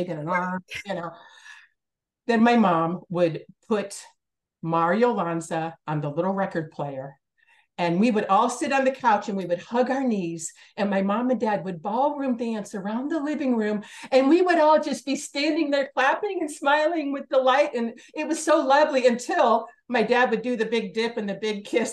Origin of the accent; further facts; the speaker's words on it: Hobart, Indiana, United States; I'm from Hobart, Indiana. And I had the most amazing childhood.